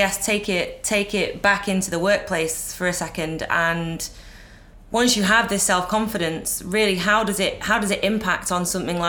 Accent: United Kingdom; as a Brit, you know, I was always raised to be humble

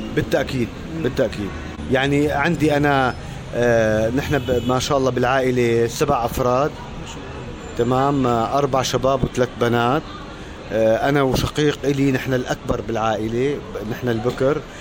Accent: Damascus, Damascus Governorate, Syria; moved away as an adult; also born or lived in Netherlands / Russia; انا طفولتي وصباي وشبابي كلها قضيتها في دمشق

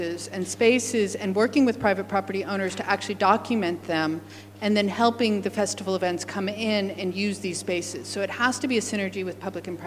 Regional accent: United States; now in Australia; as an American

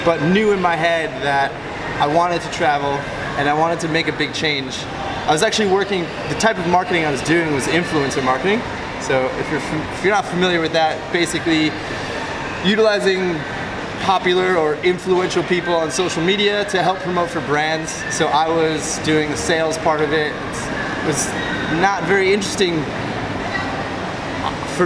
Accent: Long Island, New York, United States; moved away as an adult; also born or lived in Orlando, Florida / Southeast Asia; originally from Long Island, New York. I grew up there

